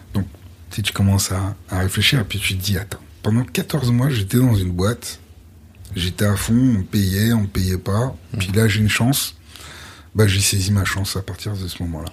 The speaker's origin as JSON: {"language": "French", "town": "Lyon", "region": "Auvergne-Rhône-Alpes", "country": "France", "tie": "born or raised there", "also_born_or_lived": "Vaulx-en-Velin / Martinique (family origin) / Paris", "moved": "as an adult", "lives_now": "Guadeloupe, France", "said": "on est né à Lyon"}